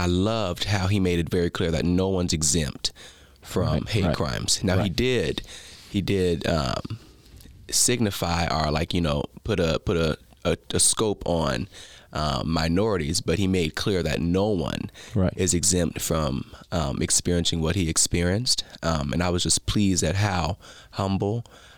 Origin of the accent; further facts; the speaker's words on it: Las Vegas, Nevada, United States; I'm from Las Vegas, Nevada, the city